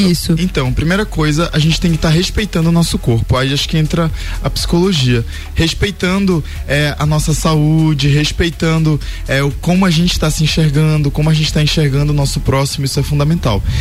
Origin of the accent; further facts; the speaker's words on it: Pará, Brazil; E eu sou paraense, é, gosto muito de açaí